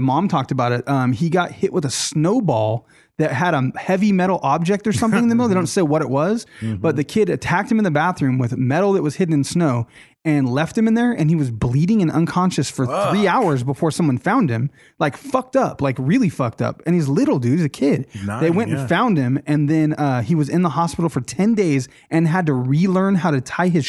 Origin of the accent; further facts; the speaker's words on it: Bakersfield, California, United States; I'm from Bakersfield